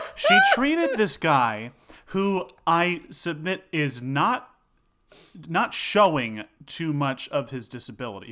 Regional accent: Succasunna, New Jersey, United States; also born or lived in Denville, New Jersey; grew up in a small town called Sucasana

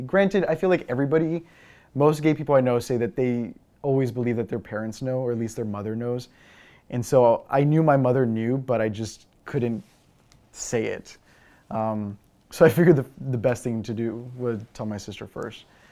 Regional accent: Eagle Pass, Texas, United States; moved away; I'm originally from Eagle Pass, Texas

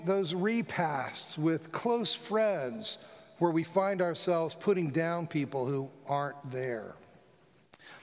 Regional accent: South Florida, United States; I grew up in South Florida

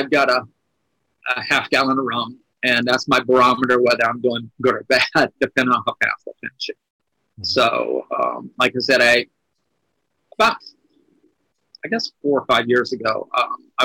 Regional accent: Louisiana, United States; my hometown, because I'm from a very red state. I'm in Louisiana.

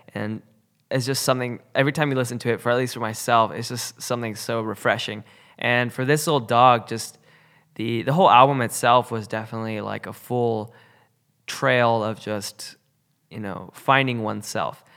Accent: West Coast, United States; growing up on the West Coast

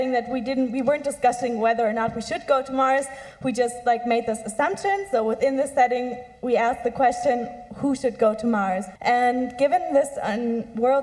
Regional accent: Germany; I'm from Germany

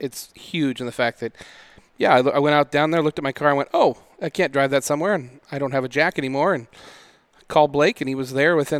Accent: Spokane, Washington, United States; now in Seattle, United States; I grew up in Spokane

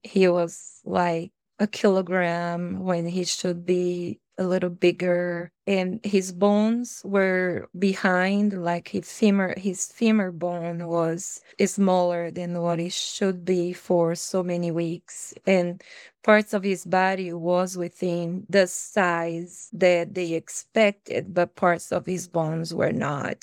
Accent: Bahia, Brazil; English is a second language; moved away as an adult; also born or lived in Fiji; now in Minnesota, United States; I come from Brazil, the state of Bahia, where it's very warm

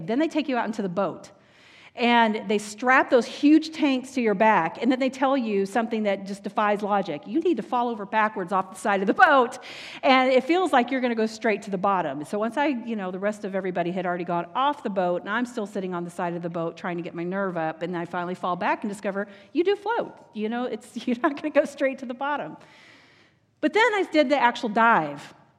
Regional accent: Texas, United States; I grew up in Texas

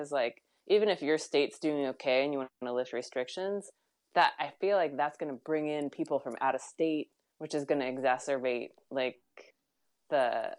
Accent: California, United States; moved away; I grew up in California, or at least I was born there.

